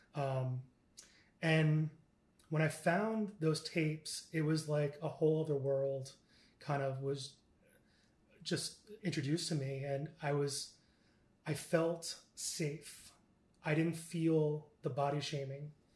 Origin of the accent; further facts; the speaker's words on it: Stony Brook, New York, United States; I'm originally from New York, and I was born uh, on Long Island, Stony Brook, Long Island